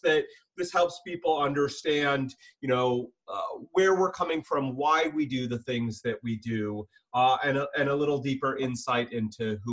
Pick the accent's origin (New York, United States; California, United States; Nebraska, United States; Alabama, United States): California, United States; San Diego; moved away as an adult; now in Seattle, United States; born and raised a San Diego boy in Southern California.